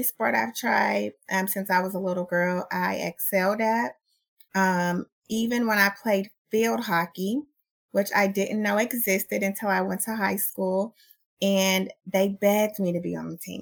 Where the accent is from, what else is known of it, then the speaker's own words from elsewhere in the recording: Oakland, California, United States; also born or lived in San Diego; Oakland is my heart. I was born and raised here